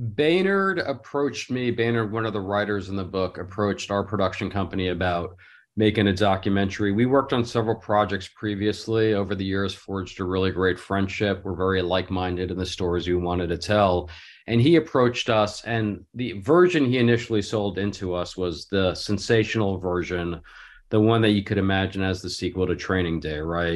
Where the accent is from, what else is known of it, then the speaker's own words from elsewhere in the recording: Los Angeles, California, United States; from Los Angeles